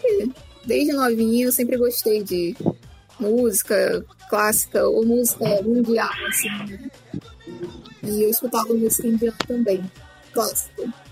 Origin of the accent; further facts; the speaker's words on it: Rio de Janeiro, Brazil; sou do Rio de Janeiro.